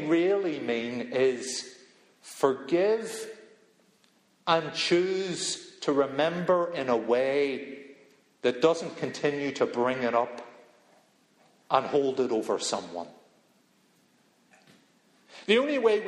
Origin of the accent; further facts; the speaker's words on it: Belfast, Northern Ireland, United Kingdom; moved away; I'm from Belfast